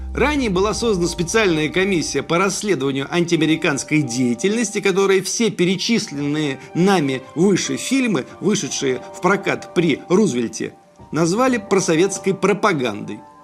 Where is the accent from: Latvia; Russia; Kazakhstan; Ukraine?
Russia; Если бы я родился не в России